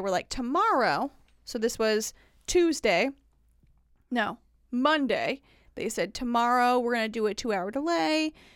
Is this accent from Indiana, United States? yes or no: yes; Indiana, United States; moved away as an adult; also born or lived in Tennessee; now in Nashville, United States; I grew up in Indiana